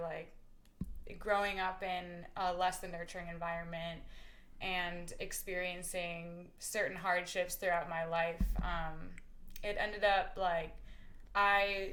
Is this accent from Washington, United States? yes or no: no; Appleton, Wisconsin, United States; moved away as an adult; I am from Appleton, Wisconsin. I grew up there, went to high school there. I lived there until I was 18.